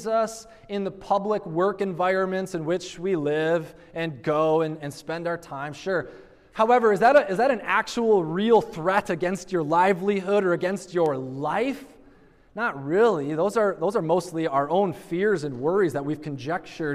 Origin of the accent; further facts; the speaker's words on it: United States; as American Christians